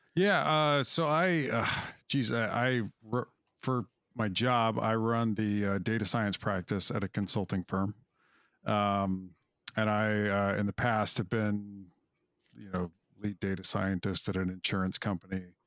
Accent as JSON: {"language": "English", "region": "Wyoming", "country": "United States", "tie": "born or raised there", "moved": "yes", "said": "I grew up in Wyoming, of all places"}